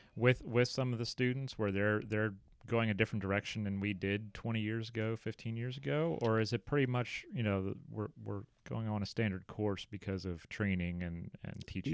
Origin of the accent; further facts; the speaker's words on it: United States; as an American